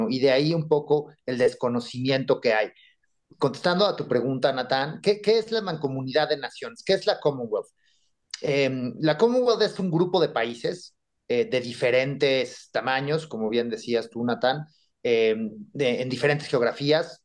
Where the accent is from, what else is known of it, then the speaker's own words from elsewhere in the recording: Mexico; nosotros como mexicanos